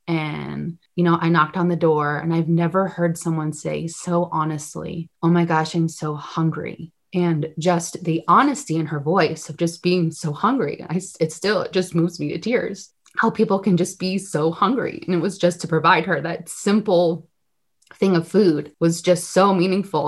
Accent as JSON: {"language": "English", "town": "Glastonbury", "region": "Connecticut", "country": "United States", "tie": "born or raised there", "also_born_or_lived": "Worcester, Massachusetts", "moved": "as an adult", "lives_now": "Los Angeles, United States", "said": "I was born in Los Angeles, California, and I grew up in Glastonbury, Connecticut"}